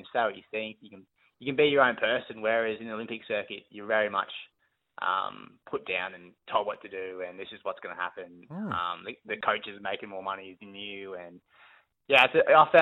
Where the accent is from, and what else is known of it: Brisbane, Queensland, Australia; born or raised there